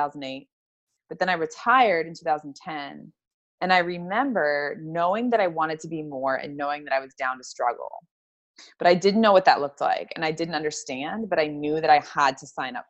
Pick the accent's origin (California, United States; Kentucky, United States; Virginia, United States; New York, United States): Kentucky, United States; moved away as an adult; also born or lived in Florida; I grew up in Kentucky.